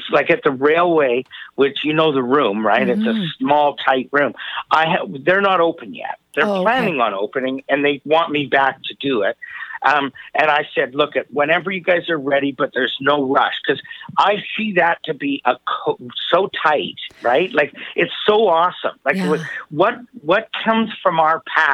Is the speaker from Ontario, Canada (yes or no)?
no; Vancouver, British Columbia, Canada